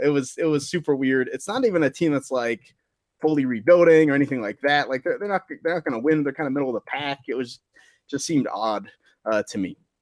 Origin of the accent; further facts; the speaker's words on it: Pittsburgh, Pennsylvania, United States; my hometown Steelers